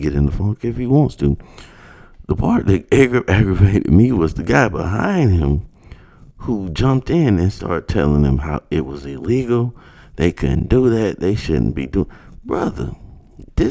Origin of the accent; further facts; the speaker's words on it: United States; as an American